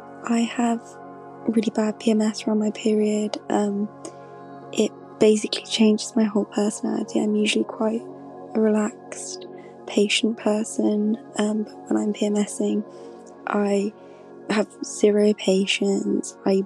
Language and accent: English; London, United Kingdom; from London.